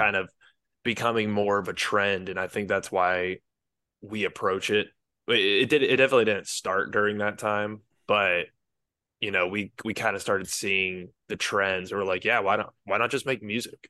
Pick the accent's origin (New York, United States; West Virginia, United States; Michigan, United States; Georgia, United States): Georgia, United States; Marietta; moved away as an adult; now in Tainan, Taiwan; Marietta, Kennesaw, Georgia